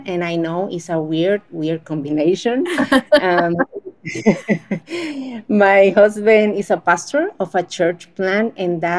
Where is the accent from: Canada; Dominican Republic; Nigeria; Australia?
Dominican Republic; I'm from Dominican Republic, a small island in the Caribbean where it's always hot all the time